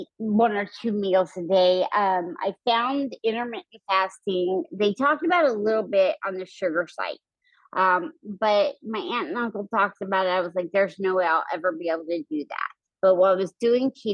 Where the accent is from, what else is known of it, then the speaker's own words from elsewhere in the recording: Idaho, United States; now in Houston, United States; growing up in Idaho, I was always doing outside sports